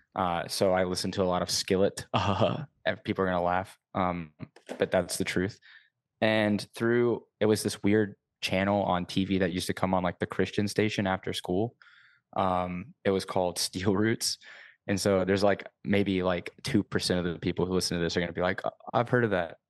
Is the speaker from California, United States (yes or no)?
no; Savannah, Georgia, United States; now in Montreal, Canada; I'm actually originally from Savannah, Georgia